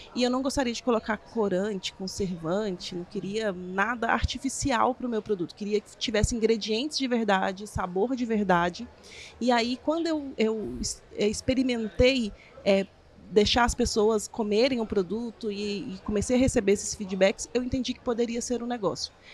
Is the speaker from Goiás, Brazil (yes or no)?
yes; Goiânia, Goiás, Brazil; eu sou de Goiânia, sou chefe de cozinha